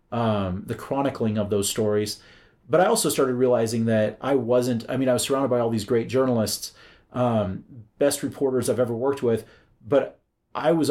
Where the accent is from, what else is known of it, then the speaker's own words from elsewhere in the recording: central Iowa, United States; moved away as an adult; now in Kansas City, United States; I grew up in Iowa, and so did small town central Iowa.